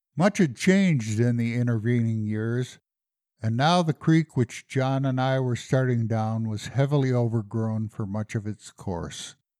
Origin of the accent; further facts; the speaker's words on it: Colorado, United States; also born or lived in the Midwest; I came to Colorado when I was ten years old